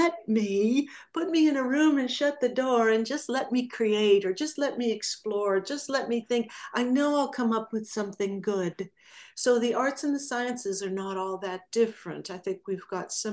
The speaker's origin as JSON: {"language": "English", "region": "Southern California", "country": "United States", "tie": "born or raised there", "said": "I grew up in Southern California"}